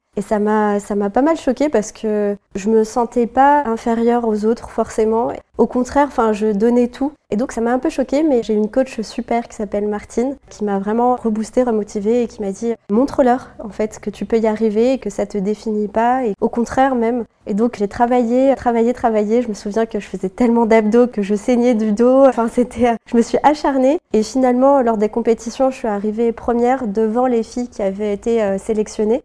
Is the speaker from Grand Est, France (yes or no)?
yes; Lorraine, Grand Est, France; also born or lived in Morocco (ancestry); now in Paris, France; moi je suis de Lorraine à la base